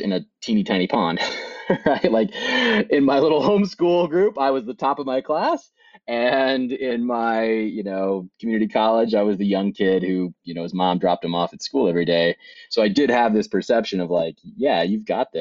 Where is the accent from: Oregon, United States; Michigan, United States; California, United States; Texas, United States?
Oregon, United States; Bend; I grew up in Bend, Oregon, on a little farm just outside of Bend